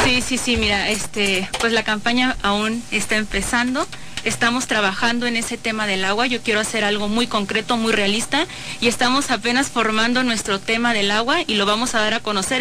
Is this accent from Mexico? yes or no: yes; San Miguel de Allende, Guanajuato, Mexico; soy de la San Rafa, Ignacio Allende, por supuesto. Este, soy, como les comento, sanmiguelense de corazón